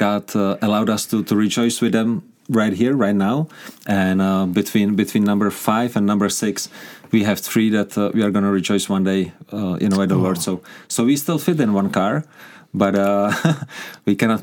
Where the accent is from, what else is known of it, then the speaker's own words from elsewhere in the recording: Prague, Czechia; English is a second language; moved away as an adult; now in Kuřim, Czech Republic; But I grew up in Prague. I grew up in the capital.